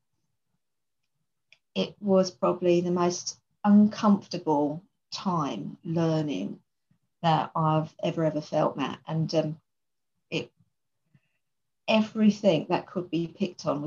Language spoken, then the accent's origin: English; London, United Kingdom; I come from East London and probably say, you know, quite a poor part of East London.